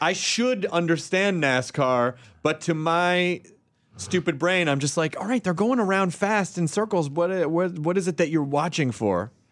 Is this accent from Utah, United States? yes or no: no; Memphis, Tennessee, United States; now in Los Angeles, United States; I grew up in, uh, Memphis, Tennessee